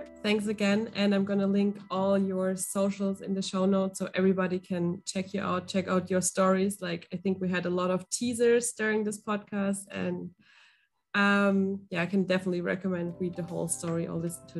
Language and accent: English; England, United Kingdom; Well, I'm English.